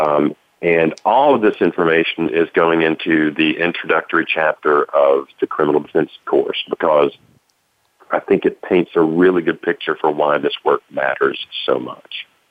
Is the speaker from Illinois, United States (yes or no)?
no; Tennessee, United States; A private investigator in Tennessee does that, which is my home state